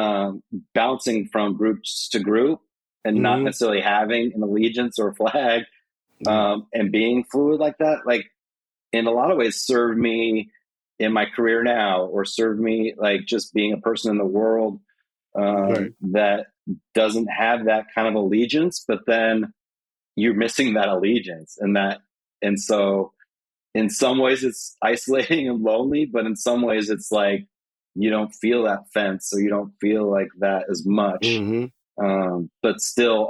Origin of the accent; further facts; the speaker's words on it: Reno, Nevada, United States; also born or lived in Las Vegas, Nevada; growing up in Reno